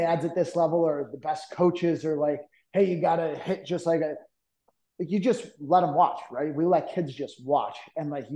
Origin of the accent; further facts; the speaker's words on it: Cooperstown, New York, United States; I'm from Cooperstown, New York originally.